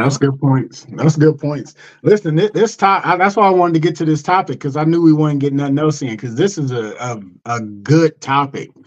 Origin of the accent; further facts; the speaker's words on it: Cleveland, Ohio, United States; moved away; I'm originally from Cleveland